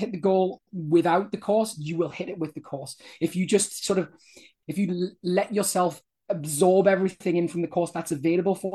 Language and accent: English; United Kingdom; I'm British